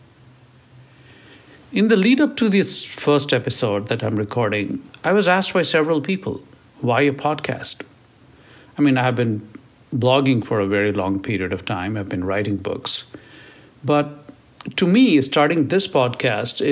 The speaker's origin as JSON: {"language": "English", "country": "India", "also_born_or_lived": "Silicon Valley", "second_language": "English", "moved": "as an adult", "lives_now": "United States"}